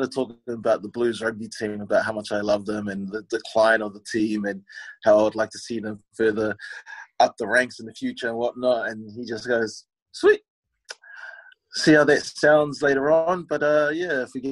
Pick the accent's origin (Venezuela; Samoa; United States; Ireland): Samoa; now in New Zealand; I was born in New Zealand, but you know, did my schooling in Samoa